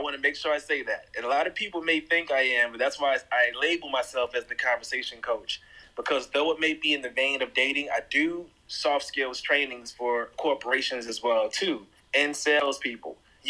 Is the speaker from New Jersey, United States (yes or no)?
yes; Jersey City, New Jersey, United States; also born or lived in Miami / Brooklyn / Atlanta; now in Nashville, United States; So I grew up in Jersey City, New Jersey, but also moved to Miami when I was 10 and eventually moved back up north to New Jersey and lived in Brooklyn.